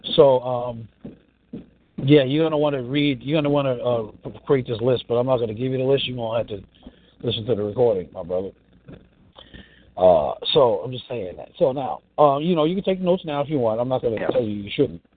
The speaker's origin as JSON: {"language": "English", "region": "New York", "country": "United States", "tie": "born or raised there", "said": "I grew up in New York"}